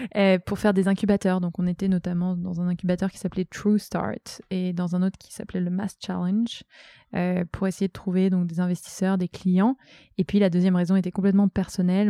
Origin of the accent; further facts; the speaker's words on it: Brittany, France; moved away as an adult; now in Tourcoing, France; je suis bretonne